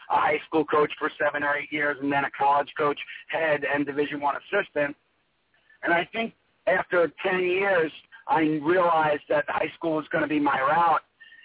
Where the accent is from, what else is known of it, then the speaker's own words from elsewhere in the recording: Levittown, New York, United States; moved away as an adult; also born or lived in Australia / Boca Raton, Florida; I grew up on Long Island, Levittown